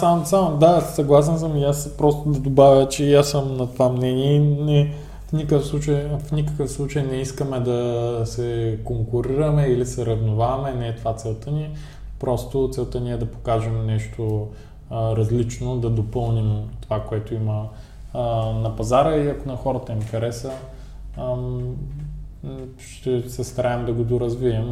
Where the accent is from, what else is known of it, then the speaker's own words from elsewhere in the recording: Ruse, Ruse Province, Bulgaria; ние като българи, като русенци